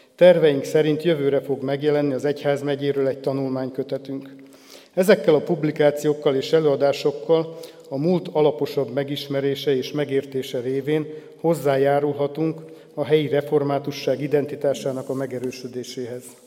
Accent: Jászkarajenő, Pest, Hungary; also born or lived in Nagykőrös; Jászkora Jenői római katolikus falusi családba születtem, ahol a vallásos nevelés magától értetődő volt. A falu református negyedében a református templom és a parókia között van a szüleim háza, így gyermekkoromtól volt némi kapcsolatom a reformátusokkal

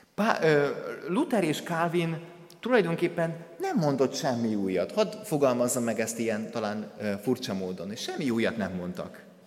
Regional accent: Kondoros, Békés, Hungary; moved away; az a templom, ahonnan én származom, a Békés megyei Kondorosnak az evangélikus temploma

